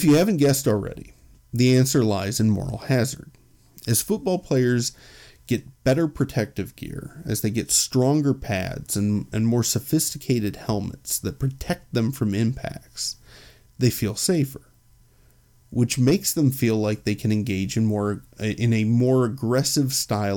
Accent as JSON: {"language": "English", "town": "Chicago", "region": "Illinois", "country": "United States", "said": "I'm from Chicago"}